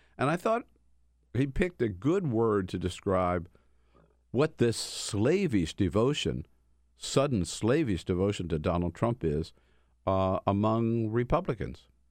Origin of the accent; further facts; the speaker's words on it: California, United States; I'm from California